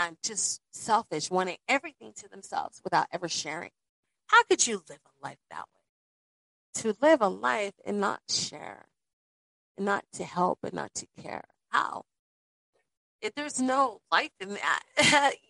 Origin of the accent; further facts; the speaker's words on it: Las Vegas, Nevada, United States; I grew up in Las Vegas with both of my parents